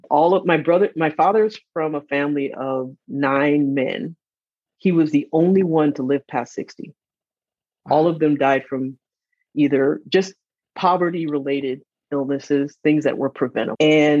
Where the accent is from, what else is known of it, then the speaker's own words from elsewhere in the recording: Michigan, United States; also born or lived in East Africa; I am from Michigan, but grew up in East Africa.